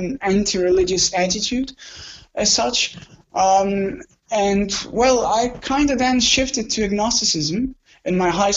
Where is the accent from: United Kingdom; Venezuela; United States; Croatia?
Croatia; I'm from Croatia.